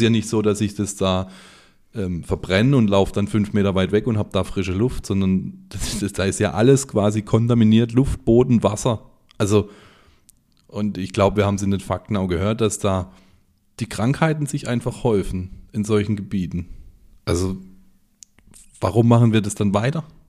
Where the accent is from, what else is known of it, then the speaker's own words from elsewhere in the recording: Germany; bei uns in Deutschland